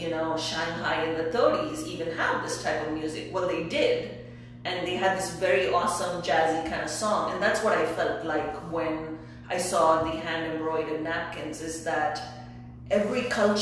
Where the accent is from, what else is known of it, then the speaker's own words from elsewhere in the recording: India; first language English; moved away; I was born and raised in India and I only speak English